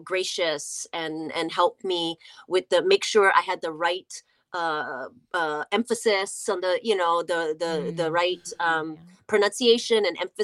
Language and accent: English; Hawaii, United States; moved away; being Hawaiian, I never got to, you know, actually learn the Hawaiian language, even though I went to Kamehameha